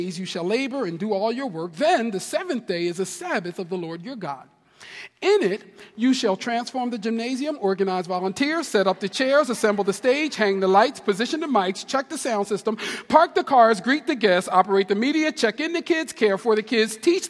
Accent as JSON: {"language": "English", "town": "Camden", "region": "New Jersey", "country": "United States", "said": "I'm from Camden, New Jersey"}